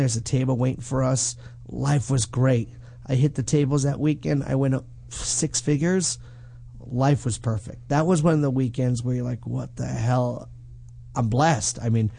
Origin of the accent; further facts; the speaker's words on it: New York, United States; now in Los Angeles, United States; Right on the border of New York, Jersey. New York, though.